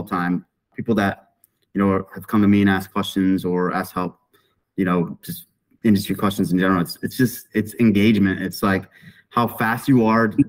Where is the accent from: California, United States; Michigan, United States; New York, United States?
Michigan, United States; Sault Ste. Marie; moved away as an adult; now in Dallas, United States; originally a Michigan native, born and raised in Sault Ste. Marie, Michigan